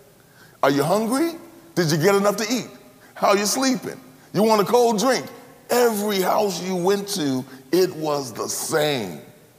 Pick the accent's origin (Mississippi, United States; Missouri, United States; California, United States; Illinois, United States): Mississippi, United States; Cleveland; When I was growing up in Cleveland, Mississippi, anybody know where Cleveland, Mississippi is? Cleveland, Mississippi is about 60 miles north of Jackson, Mississippi